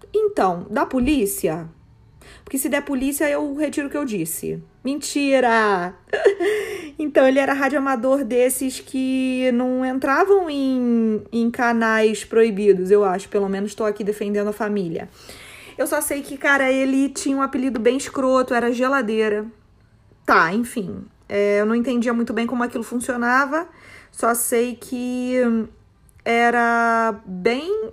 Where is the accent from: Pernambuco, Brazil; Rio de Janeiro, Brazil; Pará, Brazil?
Rio de Janeiro, Brazil; Petrópolis; Sou petropolitana, ou seja, é, moro, em, moro e nasci em Petrópolis, uma cidade do interior do Rio de Janeiro